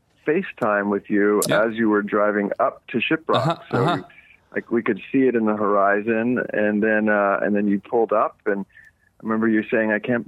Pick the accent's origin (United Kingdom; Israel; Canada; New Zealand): Canada; Eastern Canada; now in Los Angeles, United States; growing up in Eastern Canada, I grew up camping and, running through the woods, and I haven't done a lot of that since I've lived in Los Angeles.